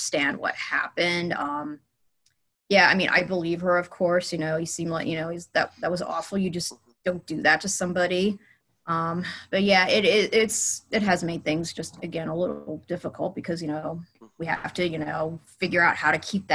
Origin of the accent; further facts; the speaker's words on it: Los Angeles, California, United States; I was born and raised in Los Angeles, California.